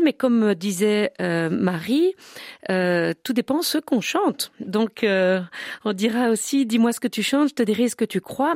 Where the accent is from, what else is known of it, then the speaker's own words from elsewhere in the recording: Brussels, Brussels-Capital Region, Belgium; chez nous à Bruxelles